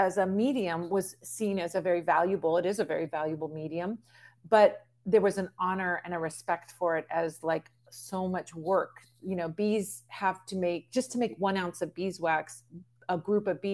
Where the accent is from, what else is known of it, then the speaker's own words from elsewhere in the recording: Southern California, United States; growing up in Southern California